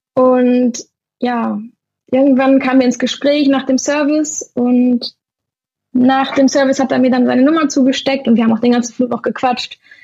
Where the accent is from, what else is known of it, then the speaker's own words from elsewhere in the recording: Germany; moved away as an adult; now in Spain; Deutschland ist zwar meine Heimat